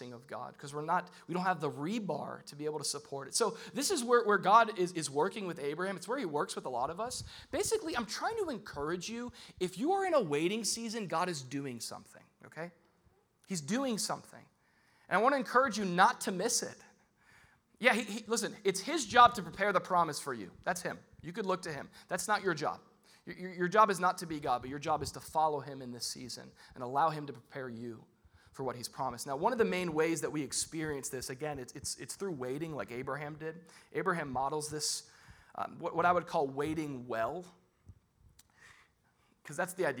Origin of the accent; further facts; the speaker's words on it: United States; I'm an American